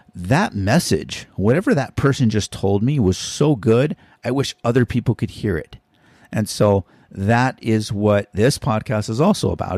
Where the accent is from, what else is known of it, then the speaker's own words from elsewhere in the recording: Hawaii, United States; we're from Hawaii.